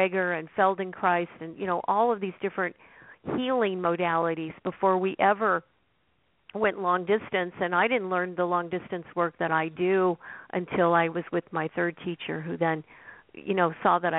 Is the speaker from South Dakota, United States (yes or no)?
no; Oregon, United States; I grew up in Oregon, and I grew up on a farm.